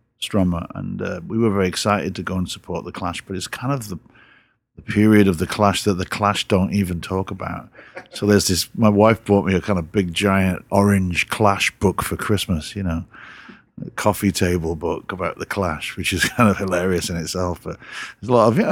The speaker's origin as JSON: {"language": "English", "town": "Newport", "region": "Wales", "country": "United Kingdom", "said": "I'm from Newport in South Wales, which is a little seaport town"}